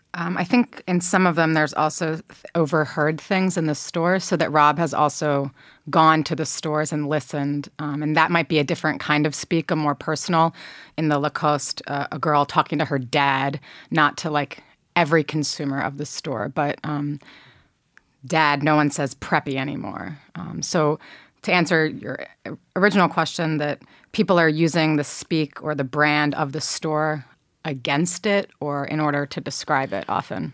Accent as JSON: {"language": "English", "region": "New Jersey", "country": "United States", "said": "I'm from New Jersey"}